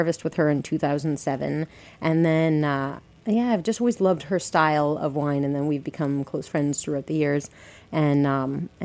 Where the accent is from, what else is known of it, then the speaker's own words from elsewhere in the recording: Colorado, United States; moved away as an adult; now in New York City, United States; I'm from Colorado